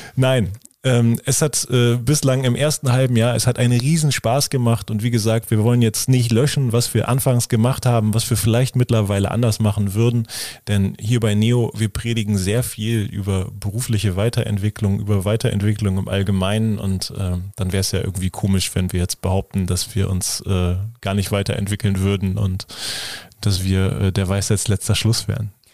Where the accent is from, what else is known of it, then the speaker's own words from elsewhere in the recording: Lower Saxony, Germany; also born or lived in Oldenburg; Bei uns in Niedersachsen